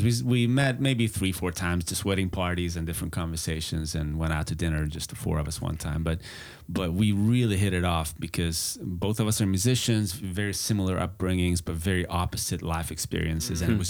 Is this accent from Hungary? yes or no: yes; Budapest, Hungary; English is a second language; moved away as an adult; now in Texas, United States; I'm actually from Budapest, Hungary. So that's where the slight accent comes from, or strong for some, I guess. But that's where I was born and raised, back under communism.